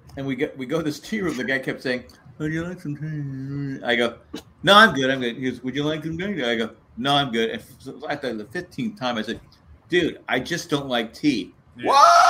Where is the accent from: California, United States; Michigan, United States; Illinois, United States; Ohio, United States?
California, United States; San Diego; moved away as an adult; now in North Carolina, United States; I grew up in San Diego.